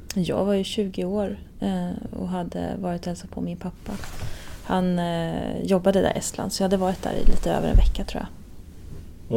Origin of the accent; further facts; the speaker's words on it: Stockholm, Stockholm County, Sweden; Stockholm hemma. Det är fortfarande hemma.